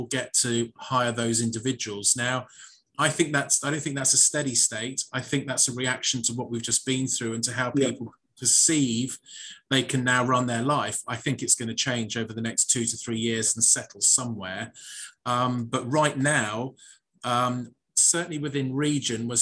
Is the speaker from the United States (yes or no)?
no; United Kingdom; I am a Brit